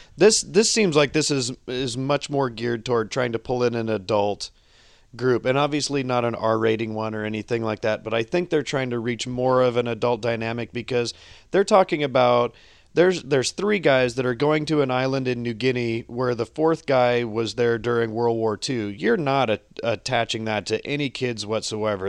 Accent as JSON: {"language": "English", "country": "United States", "said": "I'm an American."}